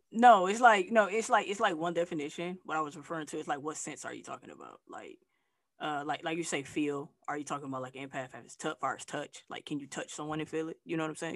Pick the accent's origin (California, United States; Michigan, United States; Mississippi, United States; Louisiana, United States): Michigan, United States; Flint; moved away as an adult; also born or lived in Texas / Arkansas / Tennessee / Atlanta; now in Southern United States; I'm from Flint, Michigan, uh, but I've been living uh, in the South.